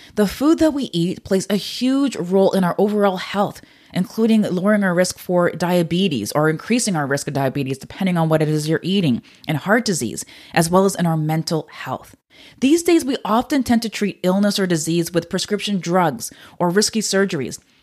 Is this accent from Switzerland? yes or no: no; Canada; I'm Canadian